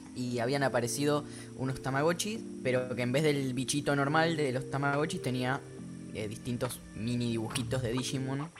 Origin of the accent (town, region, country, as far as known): Argentina